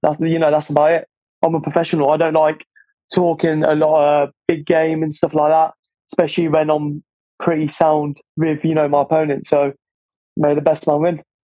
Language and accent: English; Corfu, Ionian Islands, Greece; now in England; growing up in Greece